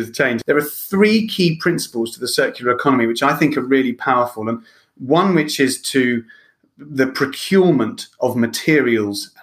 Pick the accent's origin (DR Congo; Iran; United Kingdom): United Kingdom; Lewes, South East England; moved away as an adult; also born or lived in Ireland / Spain / France / Italy; being born and bred in Lewis